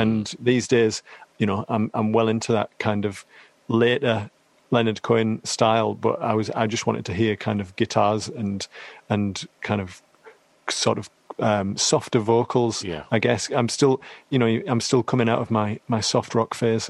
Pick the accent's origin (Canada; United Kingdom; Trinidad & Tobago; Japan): United Kingdom; Teesside, North East England; I'm from Teesside